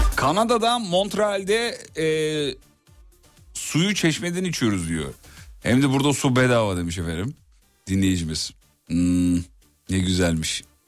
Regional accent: İzmit, Kocaeli, Turkey; Ben şimdi İzmit'te derin Kocaeli'de çene suyu diye bir yerde büyüdüm

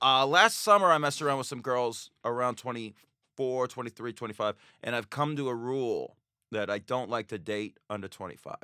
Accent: Las Vegas, Nevada, United States; moved away; also born or lived in Astoria; I'm from Vegas, if people don't know this. I grew up with gambling.

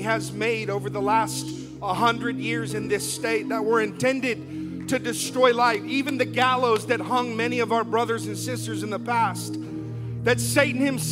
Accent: South Florida, United States; moved away as an adult; now in Baldwin County, Alabama, United States; I'm from South Florida

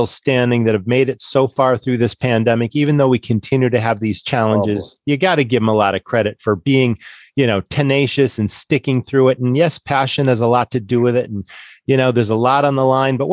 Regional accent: Massachusetts, United States; I grew up in Massachusetts

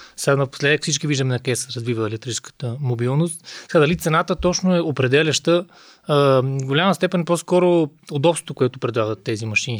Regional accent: Sofia, Sofia City, Bulgaria; съм софиянец

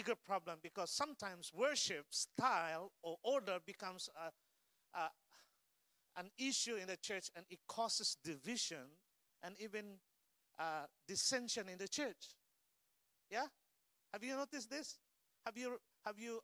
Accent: Philippines; English is a second language; moved away; as a Filipino Asian

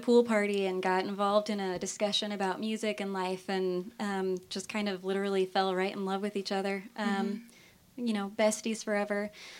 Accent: Missouri, United States; moved away as an adult; now in Louisville, United States; And I'm from the hills of Missouri, literally.

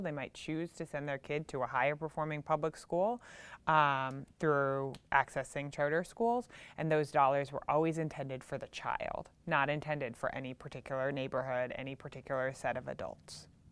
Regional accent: Chicago, Illinois, United States; moved away as an adult; also born or lived in Louisiana; in the eighties growing up in Chicago myself

